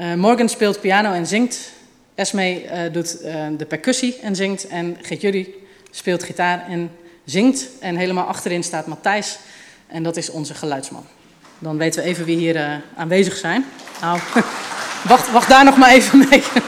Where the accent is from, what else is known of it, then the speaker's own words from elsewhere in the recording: Utrecht, Netherlands; Ik kom uit Utrecht